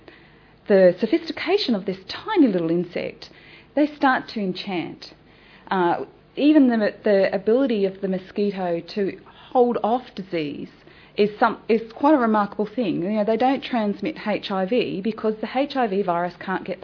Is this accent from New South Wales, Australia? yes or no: no; Darwin, Northern Territory, Australia; now in Sydney, Australia; I'm the Darwin girl. I come from Darwin, the mosquito capital of the world. I grew up with more than the odd Mozzie